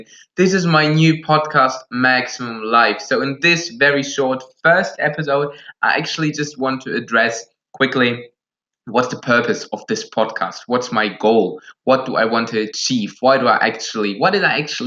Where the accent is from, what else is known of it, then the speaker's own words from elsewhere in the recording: Germany; first language Russian and German; English is a second language; I'm from Germany. English is not my native language.